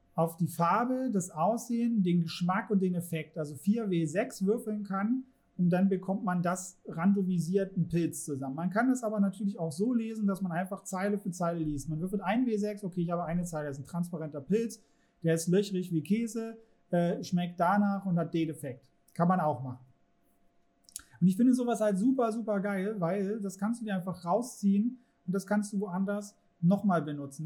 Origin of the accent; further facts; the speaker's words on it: Germany; in unserer Gesellschaft, Kultur, in der wir jetzt hier leben, als Deutsche